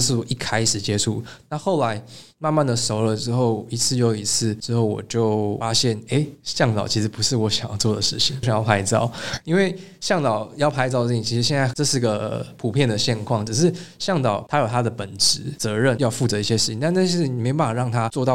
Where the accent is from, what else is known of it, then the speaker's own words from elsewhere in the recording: Taipei, Taiwan; 我的老家是在新义暗河那一带，那其实就是在那个环境里面都是这种灯红酒，高楼大厦